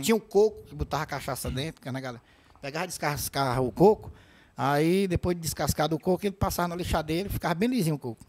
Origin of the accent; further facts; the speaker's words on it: Horizonte, Ceará, Brazil; also born or lived in Ibicuitinga, Ceará; Aí eu cheguei em Horizonte recém-nascida